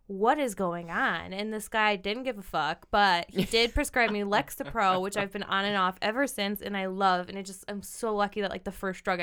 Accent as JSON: {"language": "English", "region": "Midwest", "country": "United States", "said": "I mean, this as a Midwesterner, probably."}